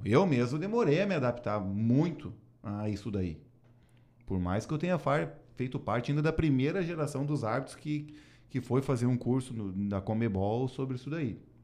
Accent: Gaúcho, Rio Grande do Sul, Brazil; eu sou gaúcho

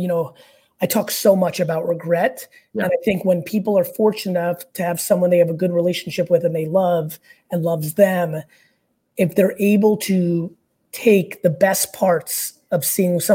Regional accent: Russia; moved away; I was born in communist Russia where religion is banned, all of them.

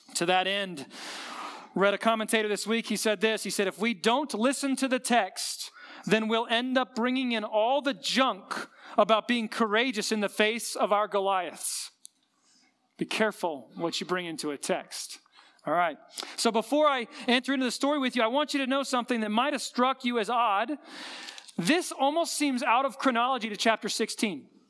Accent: Colorado, United States; we grew up in Colorado

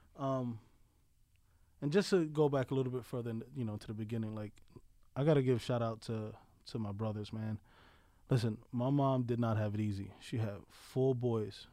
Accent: New York City, New York, United States; moved away as an adult; also born or lived in Colorado / Pennsylvania; now in Delaware County, Pennsylvania, United States; Born and raised in the South Bronx, Sunview Projects

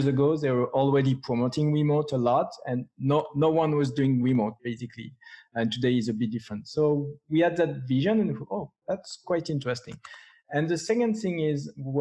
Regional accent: France; English is a second language; with my strong accent, I'm from France.

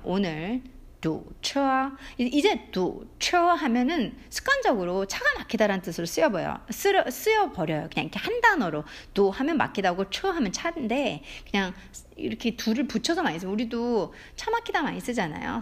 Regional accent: South Korea

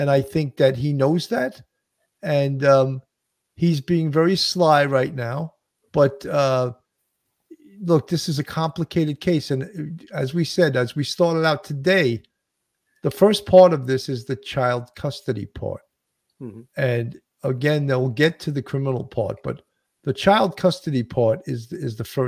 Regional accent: New York, United States; I'm a New Yorker

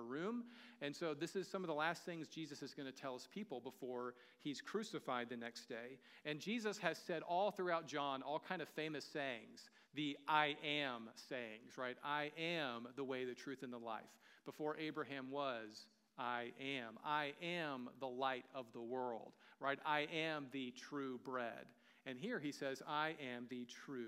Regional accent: the American South, United States; moved away; I'm from the American South. We don't grow vineyards where I'm from. You know, we grew tobacco a lot

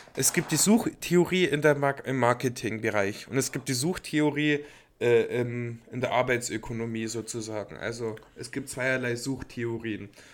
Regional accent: Passau, Bavaria, Germany; moved away; bei uns in Passau, also damals, wo ich auch noch in Passau gelebt habe

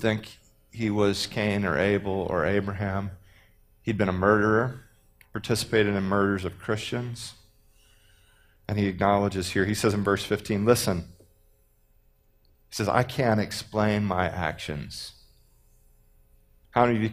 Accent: Texas, United States; I'm from Texas.

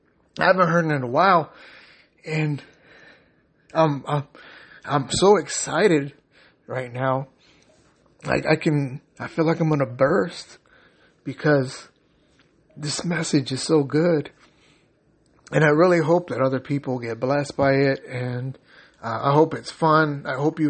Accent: San Diego, California, United States; moved away; I'm originally from San Diego, California

